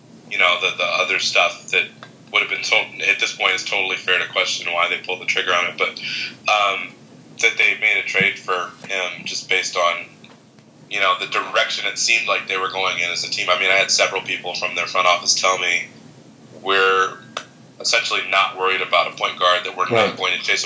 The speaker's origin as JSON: {"language": "English", "town": "Chicago", "region": "Illinois", "country": "United States", "said": "I'm from Chicago"}